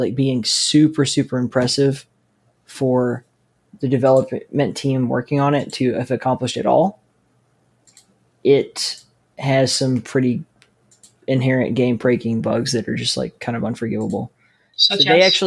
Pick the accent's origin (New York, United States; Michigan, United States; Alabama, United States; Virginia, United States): Alabama, United States; I'm from Alabama